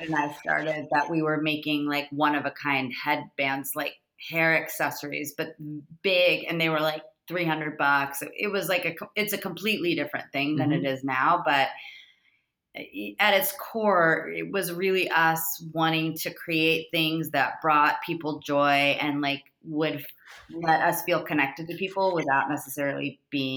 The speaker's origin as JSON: {"language": "English", "region": "Florida", "country": "United States", "also_born_or_lived": "San Diego", "moved": "as an adult", "lives_now": "Los Angeles, United States", "said": "I'm from Florida"}